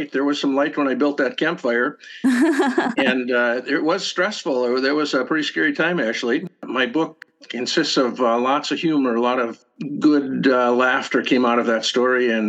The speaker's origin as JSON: {"language": "English", "region": "Minnesota", "country": "United States", "tie": "born or raised there", "said": "This is a memoir, or you could say a collection of essays about growing up in the Northwoods in the 1950s and 60s, Northwoods of Minnesota, on a little lake that no one else lived on."}